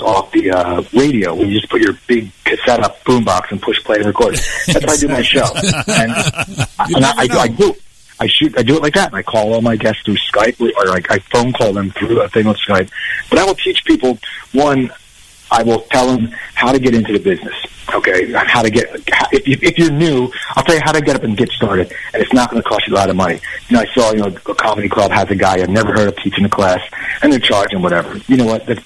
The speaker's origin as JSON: {"language": "English", "region": "New Jersey", "country": "United States", "tie": "born or raised there", "said": "I grew up in New Jersey"}